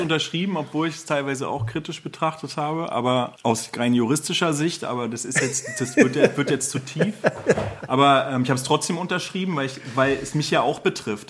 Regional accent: Berlin, Germany; ich habe ja selber in Prenzlauer Berg gewohnt

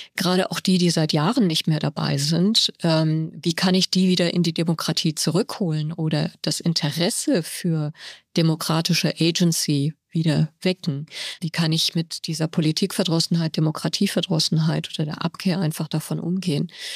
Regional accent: Germany; moved away as an adult; also born or lived in Tehran, Iran; now in Cairo, Egypt; ich aufgewachsen bin in Deutschland

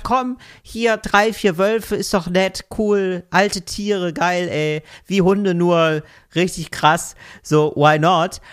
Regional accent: West Germany, Germany; als Wessi

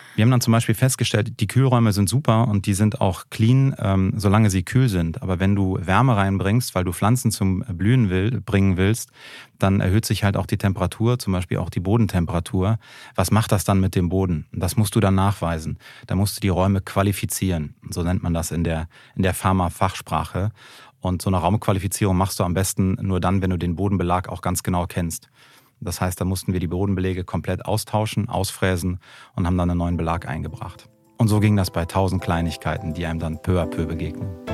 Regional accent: Germany; als, äh, als Deutscher, als Staatsbürger

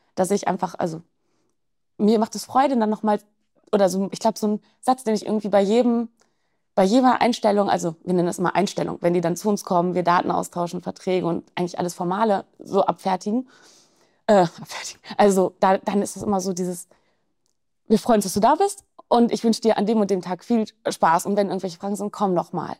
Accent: Germany; bei uns in Deutschland

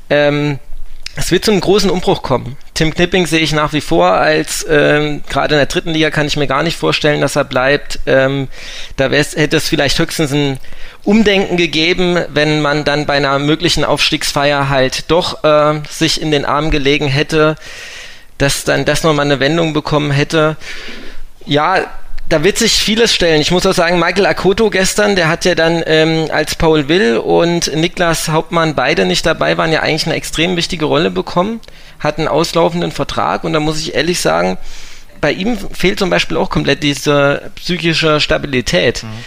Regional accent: Aschaffenburg, Bavaria, Germany; Meine Frau ist von hier. Ähm, ich bin ja ursprünglich aus Aschaffenburg.

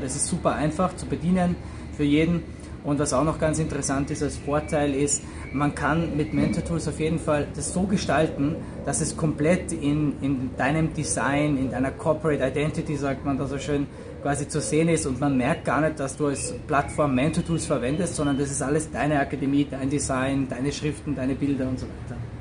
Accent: Austria; moved away as an adult; also born or lived in San Francisco / Moscow; Ich bin auch äh, aus Österreich.

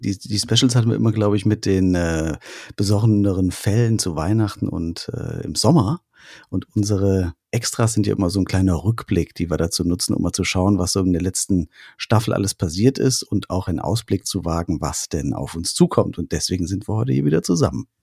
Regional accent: Künzell, Hesse, Germany; aus meinem Heimatdorf in mhm. Künzell

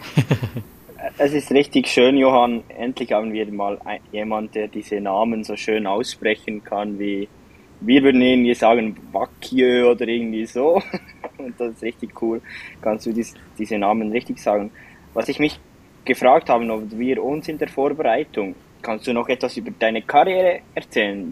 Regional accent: Switzerland; von uns Schweizer

